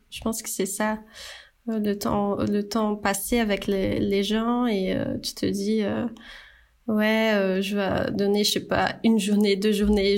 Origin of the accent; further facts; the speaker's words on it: Brazil; French is a second language; moved away as an adult; now in France; je suis brésilienne. Là, euh, on entend ce petit accent